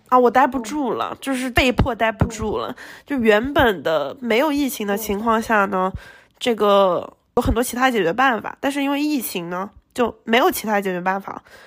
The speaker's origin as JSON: {"language": "Chinese", "town": "Shenzhen", "region": "Guangdong", "country": "China", "also_born_or_lived": "Hong Kong", "moved": "as an adult", "lives_now": "United States", "said": "反正也离家近，对吧？深圳、香港很近的。嗯，我也会讲粤语"}